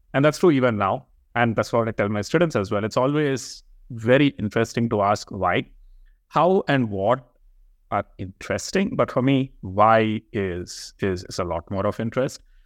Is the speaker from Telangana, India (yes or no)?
yes; Hyderabad, Telangana, India; moved away; I come from India, uh, from this place called Hyderabad